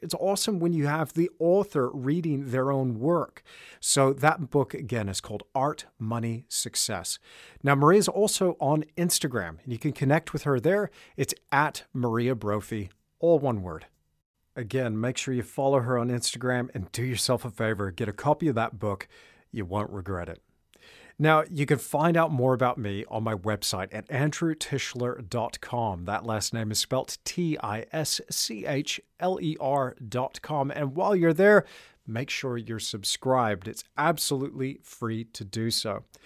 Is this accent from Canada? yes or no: no; Perth, Western Australia, Australia; also born or lived in Austin, Texas / New Zealand; we moved to New Zealand when I was six years old. And then from there, when I was ten, we moved to Australia. And I grew up in Australia, lived there for twenty-two years. I was in Perth.